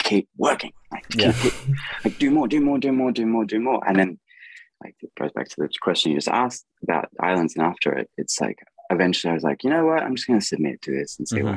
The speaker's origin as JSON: {"language": "English", "country": "Australia", "said": "I'm a singer from Australia"}